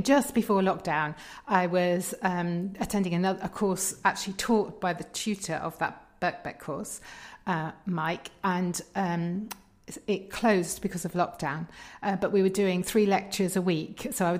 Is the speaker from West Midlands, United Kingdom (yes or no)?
no; Berkshire, South East England, United Kingdom; moved away as an adult; also born or lived in Bristol / Tanzania / Leicester / Kentish Town, London; now in London, United Kingdom; So I was brought up in Berkshire.